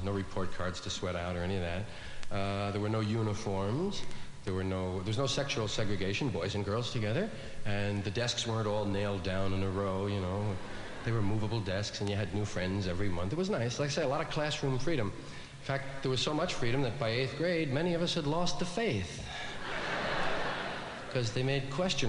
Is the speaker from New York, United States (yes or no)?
yes; New York City, New York, United States; I was from one of those Irish neighborhoods in New York, one of those kind of parish schools.